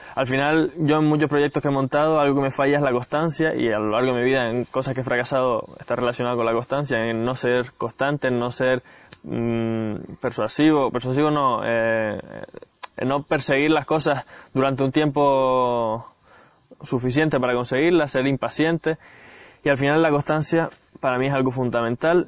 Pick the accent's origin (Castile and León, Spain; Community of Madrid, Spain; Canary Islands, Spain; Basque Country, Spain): Canary Islands, Spain; Gran Canaria; Yo soy de Gran Canaria, aunque ahora, como ves, estoy en otro sitio